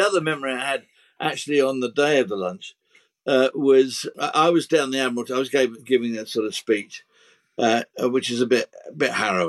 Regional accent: United Kingdom; And being British, of course, we didn't run out of pims. We ran out of tea.

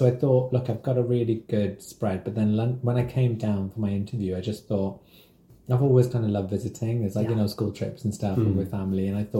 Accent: Wolverhampton, West Midlands, United Kingdom; now in London, United Kingdom; it's 1 year away from me being here longer than I grew up in Wolverhampton.

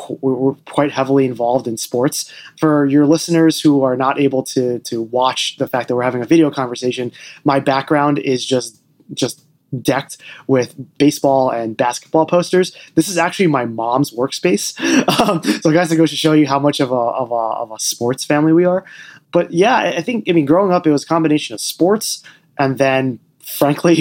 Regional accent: central New Jersey, United States; also born or lived in Queens, New York; I was actually born in central New Jersey, and it was in a very, it's interesting, in the late 80s to early 90s, and even for the, I'd say for most of my childhood, you know, being Asian American in this town

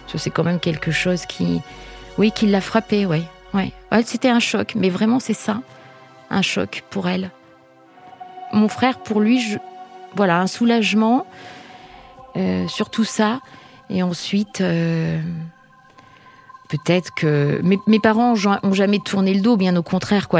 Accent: Isère, near Grenoble, Auvergne-Rhône-Alpes, France; now in Brétigny-sur-Orge, France; on a grandi tous ensemble dans l'Isère, à côté de Grenoble exactement

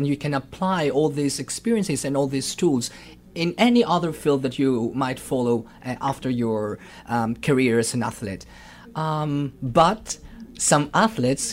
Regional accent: Thessaloniki, Central Macedonia, Greece; I'm from Thessaloniki

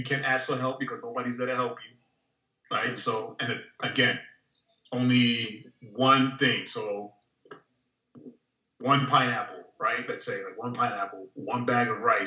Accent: New York, United States; now in Florida, United States; I'm from New York

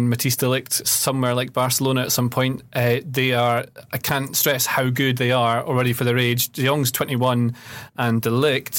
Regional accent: Scotland, United Kingdom; I watched it as a Scottish person.

